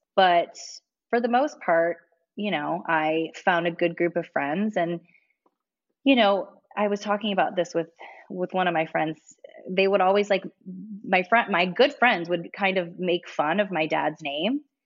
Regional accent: Ontario, Ohio, United States; moved away as an adult; now in Los Angeles, United States; am born and raised in Ohio, a super small town in Ohio called Ontario, Ohio

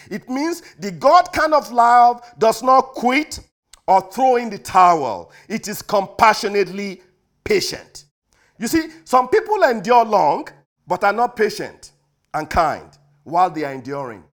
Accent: United States; we as American

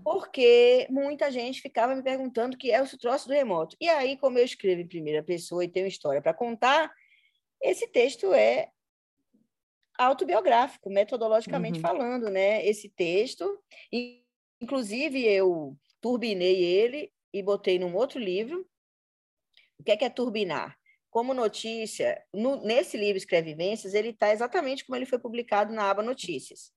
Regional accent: Salvador, Bahia, Brazil; now in Rio de Janeiro, Brazil; eu sou na Bahia eu sou lida como branca, porque eu nasci em Salvador

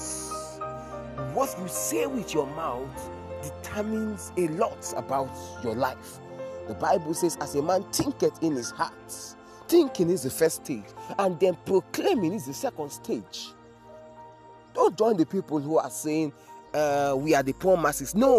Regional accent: Nigeria; I am Nigerian. I am Nigerian. Everything inside of me is Nigerian.

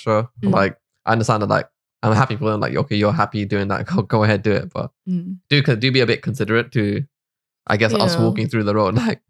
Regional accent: Wembley, London, United Kingdom; if I told you I was from Wembley

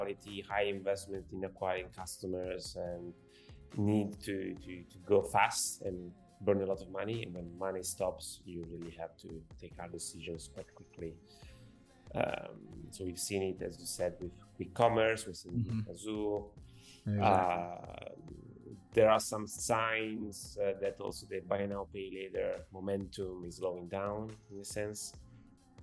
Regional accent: Italy; From our point of view, from Italy

